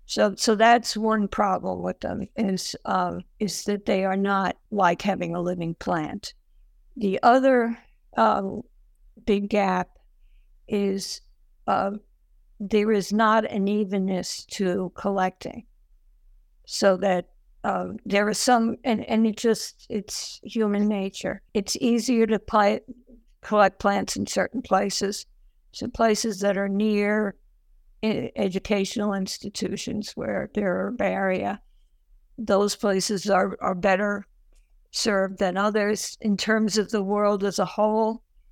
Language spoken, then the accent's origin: English; Ireland; I have trouble with H's because I'm Irish and they have both. And I was warned about that by my mother when I was a child